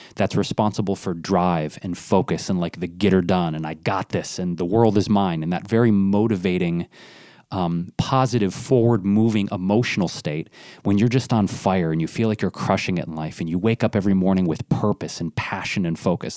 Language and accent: English; Detroit, Michigan, United States; I grew up in Detroit